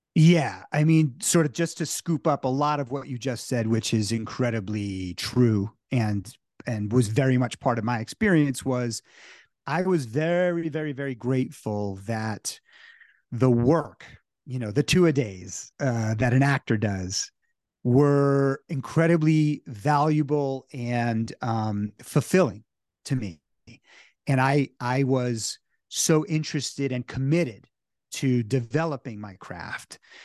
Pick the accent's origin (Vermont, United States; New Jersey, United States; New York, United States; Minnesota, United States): New Jersey, United States; I was growing up in New Jersey